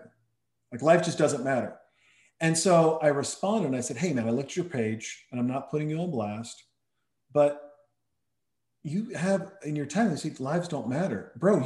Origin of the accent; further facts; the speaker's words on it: Montana, United States; moved away; also born or lived in Helena, Montana / Townsend, Montana / Whitefish, Montana; I'm from Helena, Montana, Townsend, Montana, but I grew up, some of my formative years were spent in the northwest corner of Montana